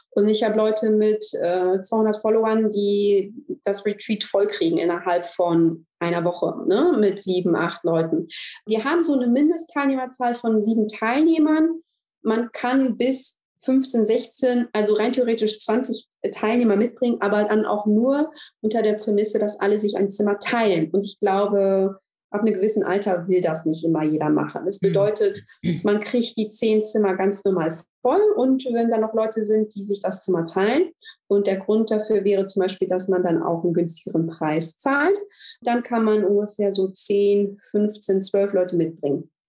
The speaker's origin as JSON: {"language": "German", "country": "Germany", "moved": "as an adult", "lives_now": "Greece", "said": "Ähm, ich komme ja, aus Deutschland, habe vor vier Jahren meinen Mann in Griechenland kennengelernt"}